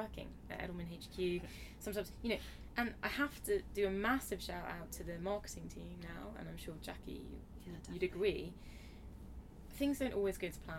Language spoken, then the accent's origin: English; India; now in London, United Kingdom; Being Indian myself